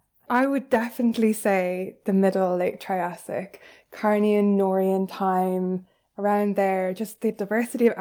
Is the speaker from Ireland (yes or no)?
yes; Ireland; as an Irish person